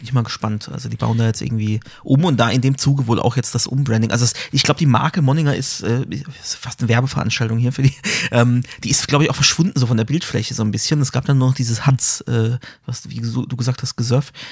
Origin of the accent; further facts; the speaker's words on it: Karlsruhe, Baden-Württemberg, Germany; als Karlsruher kennt man